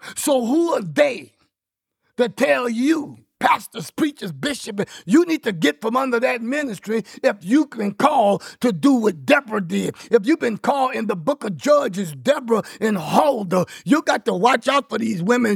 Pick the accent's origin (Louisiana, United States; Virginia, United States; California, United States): Louisiana, United States; I'm from Louisiana